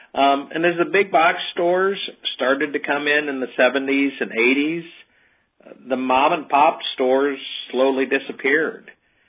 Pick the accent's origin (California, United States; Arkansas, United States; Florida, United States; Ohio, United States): Ohio, United States; we're from Ohio, a small village about 50 miles south of Toledo. We have a population of about 1,700 there.